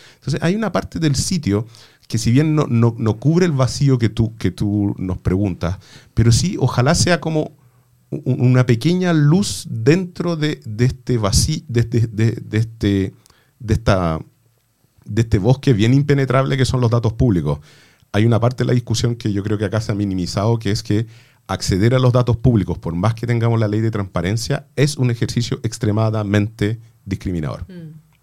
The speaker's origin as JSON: {"language": "Spanish", "country": "Chile", "said": "como chilenos"}